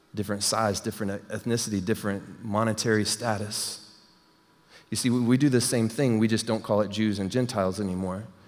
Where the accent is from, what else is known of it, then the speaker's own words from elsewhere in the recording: Texas, United States; moved away; I'm from Texas